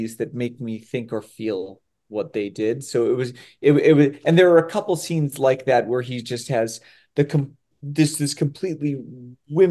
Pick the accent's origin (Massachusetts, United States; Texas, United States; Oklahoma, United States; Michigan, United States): Massachusetts, United States; Winthrop; growing up in the Boston area